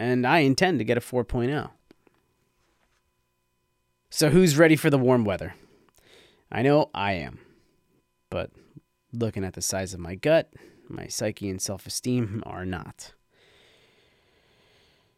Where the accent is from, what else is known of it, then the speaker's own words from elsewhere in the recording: Red Bank, New Jersey, United States; Broad Street Red Bank, downtown to the locals, and just so happens to be my hometown